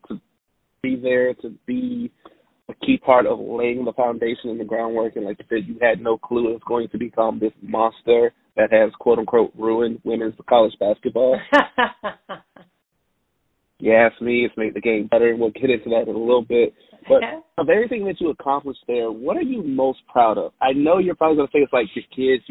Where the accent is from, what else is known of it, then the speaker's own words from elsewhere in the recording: Alabama, United States; Growing up in Alabama, I had UConn T-shirts